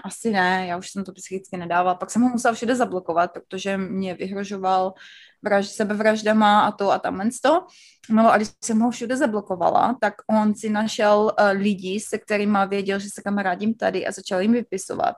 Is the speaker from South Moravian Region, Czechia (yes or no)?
yes; Znojmo, South Moravian Region, Czechia; moved away as an adult; also born or lived in Brno; now in United States; já jsem ze Znojma, ze Znojma, ze Znojmička